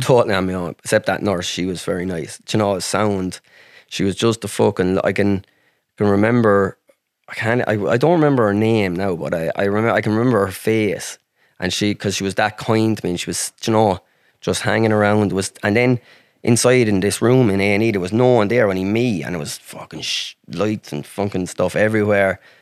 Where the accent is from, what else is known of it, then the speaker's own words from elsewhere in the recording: Ireland; I'm country, I'm from Ireland